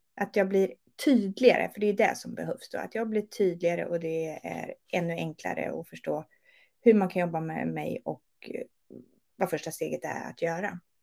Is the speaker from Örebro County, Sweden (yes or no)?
yes; Örebro, Örebro County, Sweden; moved away as an adult; also born or lived in Gothenburg; Jag är från Örebro men flyttade mm. ner när jag var 24